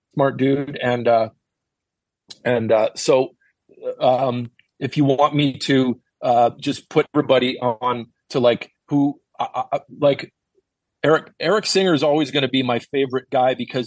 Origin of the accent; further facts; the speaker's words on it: Winnipeg, Manitoba, Canada; moved away as an adult; now in Los Angeles, United States; my hometown, from Winnipeg